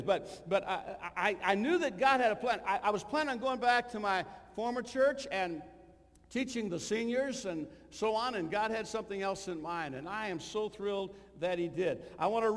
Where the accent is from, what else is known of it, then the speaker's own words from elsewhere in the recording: Illinois, United States; also born or lived in Kentucky / Missouri; I was born in Kentucky, I was raised in Illinois, educated in Missouri